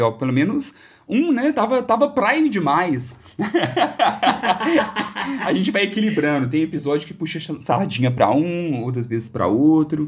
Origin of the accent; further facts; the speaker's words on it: Belo Horizonte, Minas Gerais, Brazil; nós todos aqui somos de Belo Horizonte